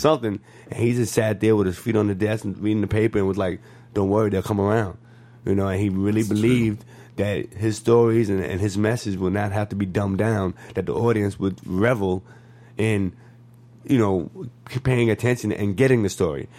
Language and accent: English; New York, United States; moved away as an adult; now in Los Angeles, United States; me growing up in New York